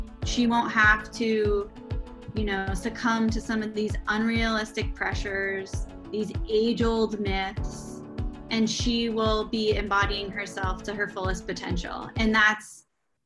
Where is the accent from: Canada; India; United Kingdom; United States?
United States; Portland, Oregon; moved away as an adult; also born or lived in New York City; I grew up in Portland, Oregon